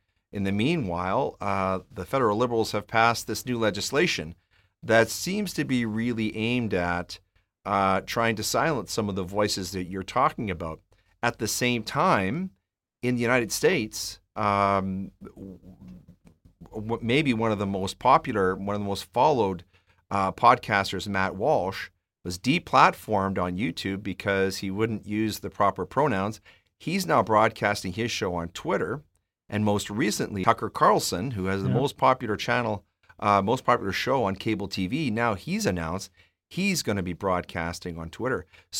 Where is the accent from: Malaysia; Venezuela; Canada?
Canada; Edmonton, Alberta; I grew up in Edmonton.